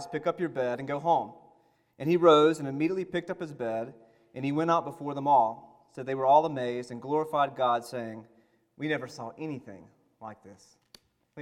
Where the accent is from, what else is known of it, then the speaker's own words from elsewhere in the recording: the South, United States; I am from the South